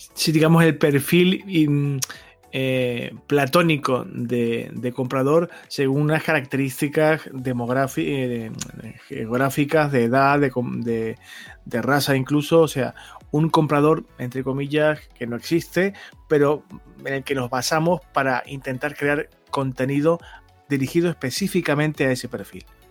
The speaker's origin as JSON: {"language": "Spanish", "region": "Canary Islands", "country": "Spain", "said": "soy canario"}